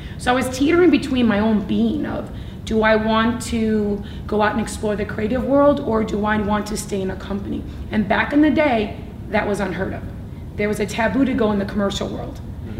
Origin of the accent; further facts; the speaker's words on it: Nashville, Tennessee, United States; also born or lived in Wisconsin; So, yeah, I grew up in Nashville, Tennessee. Then my parents moved us to Wisconsin.